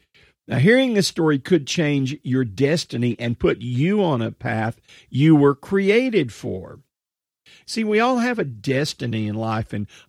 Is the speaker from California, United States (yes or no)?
no; Texas, United States; accent: Texas; And it was a Texas town. You can probably tell from some of my accent, although I've lost some of that accent over the years, still have some Texas stuff.